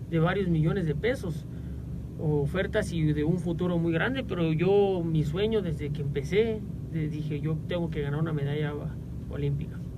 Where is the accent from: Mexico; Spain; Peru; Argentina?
Mexico; Villa del Carbón, State of Mexico; nos sentimos los mexicanos muy orgullosos de la, de la tierra, del cachito de México que nos tocó ver nacer y crecer y yo me siento muy orgulloso de ser mexicano y de ser de Villa